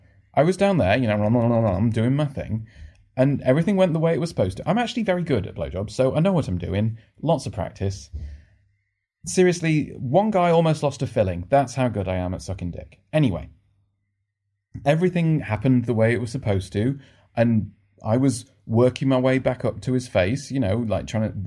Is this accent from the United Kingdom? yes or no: yes; Northern England, United Kingdom; now in London, United Kingdom; Also, you can't really tell from my accent anymore, because I've lived in London for the last 15 years, and it gets beaten out of you quite quickly. But I'm Northern.